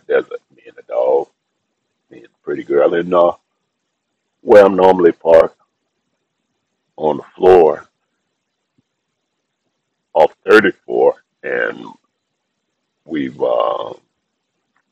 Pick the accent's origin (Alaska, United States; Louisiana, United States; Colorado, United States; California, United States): Louisiana, United States; New Orleans; I was raised in New Orleans.